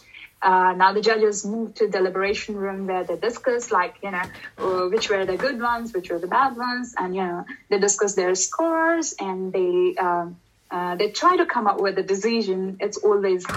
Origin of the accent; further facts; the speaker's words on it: India; moved away; I come from India, and you know, asking things straight away is kind of not in our culture